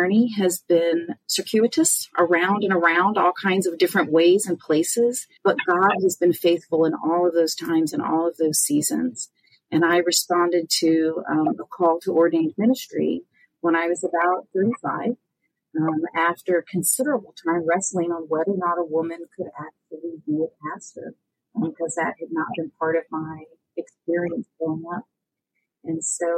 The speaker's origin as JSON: {"language": "English", "region": "California", "country": "United States", "moved": "as an adult", "lives_now": "Indiana, United States", "said": "We're from California, but we relocated here to Indiana"}